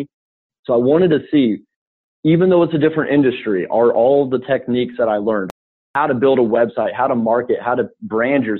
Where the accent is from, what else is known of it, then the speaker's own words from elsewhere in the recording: Boulder, Colorado, United States; moved away as an adult; also born or lived in New York City; now in Chicago, United States; I'm originally from Boulder, Colorado, and after graduating college, I moved to New York City to work in finance